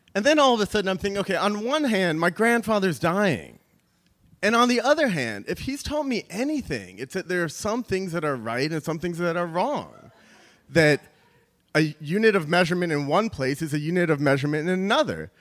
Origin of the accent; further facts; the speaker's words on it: New York, United States; I'm from New York